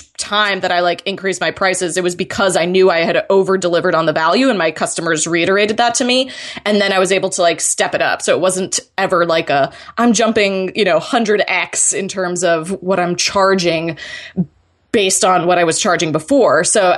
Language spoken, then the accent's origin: English; Florida, United States; I'm originally from Florida, and then my brother and his wife moved down here in December